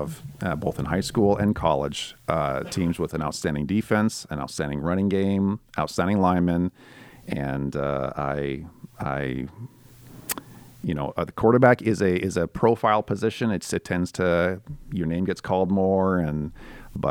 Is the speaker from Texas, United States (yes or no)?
no; Dutton, Montana, United States; moved away as an adult; also born or lived in Great Falls, Montana / Conrad, Montana; now in Twin Cities, United States; born and raised in north central Montana, Great Falls is where I was born. Go 33 miles north up I-15, small town of Dutton, Montana